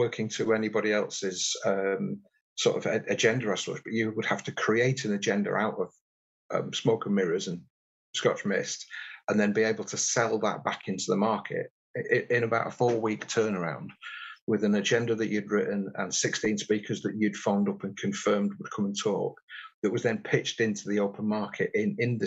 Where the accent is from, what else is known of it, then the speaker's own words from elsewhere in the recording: Warrington, North West England, United Kingdom; I grew up in Warrington in the northwest between Liverpool and Manchester